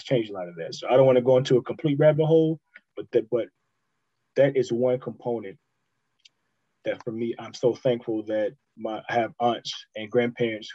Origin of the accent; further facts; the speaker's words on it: Houston, Texas, United States; also born or lived in Greenville, South Carolina; I grew up in Houston